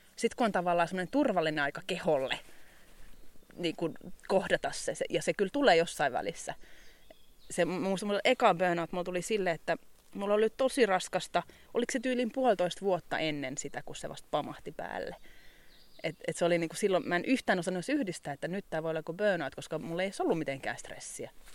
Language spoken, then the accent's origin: Finnish; Kirkkonummi, Uusimaa, Finland; moved away as an adult; also born or lived in Helsinki / England / Muonio; now in Ylläsjärvi, Finland; Mä oon kirkkonumelta alun perin kotoisin. Se on lähellä Helsinkiä.